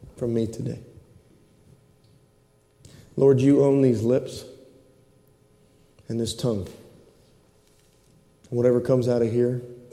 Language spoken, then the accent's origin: English; United States; I'm an American